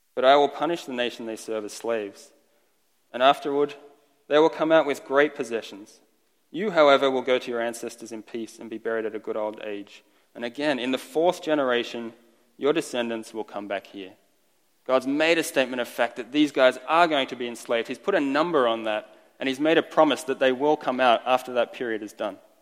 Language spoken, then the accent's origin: English; Australia; first language Estonian; English is a second language; moved away as an adult; also born or lived in Estonia (ancestry); I've been in Australia my entire life up until I was 21, moved here